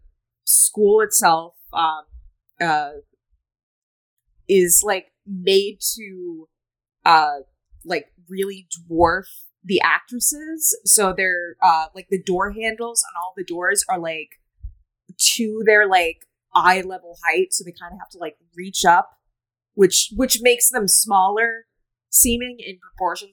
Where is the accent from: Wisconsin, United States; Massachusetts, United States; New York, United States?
Massachusetts, United States; Boston; I'm also from Boston, so that means like I can't pronounce anything correctly. That's just a regional deficiency